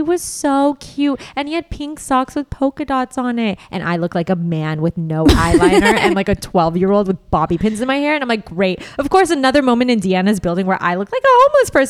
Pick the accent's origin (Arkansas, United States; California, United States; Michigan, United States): California, United States; Los Angeles; I'm born and raised